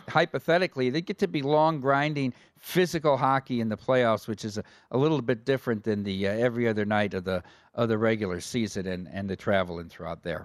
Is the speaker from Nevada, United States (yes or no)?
no; Dubuque, Iowa, United States; my hometown in Dubuque